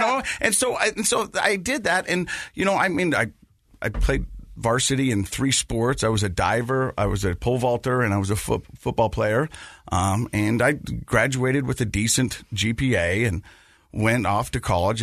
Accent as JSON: {"language": "English", "town": "Ogden", "region": "Utah", "country": "United States", "tie": "born or raised there", "said": "I was born and raised right here in Utah, Ogden, Utah"}